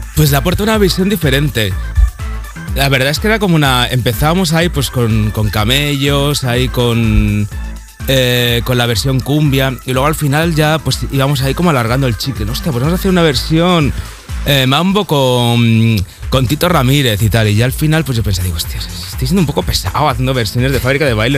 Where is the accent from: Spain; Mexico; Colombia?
Spain; Barcelona, Catalonia; moved away as an adult; also born or lived in Mallorca; yo soy de Barcelona y me estaba pues mudando de Barcelona a Mallorca.